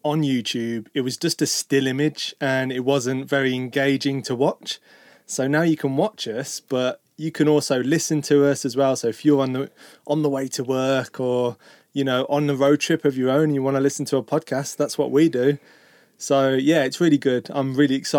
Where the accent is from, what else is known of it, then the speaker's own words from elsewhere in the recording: Birmingham, West Midlands, United Kingdom; moved away as an adult; now in Portugal; where we grew up in Birmingham